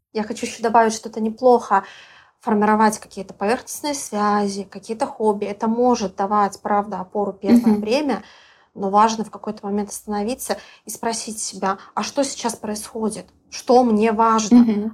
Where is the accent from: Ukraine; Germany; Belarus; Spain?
Belarus; moved away as an adult; now in Bali, Indonesia; я из Беларуси